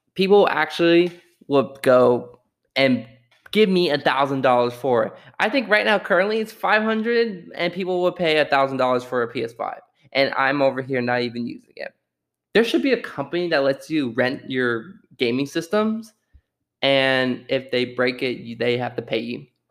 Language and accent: English; Austin, Texas, United States; my wonderful city of Austin, Texas